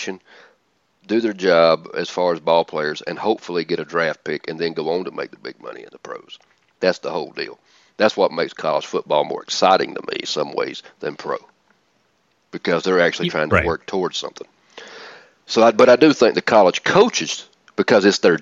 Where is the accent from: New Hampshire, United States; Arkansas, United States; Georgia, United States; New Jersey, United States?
Georgia, United States; Atlanta; I'm from Atlanta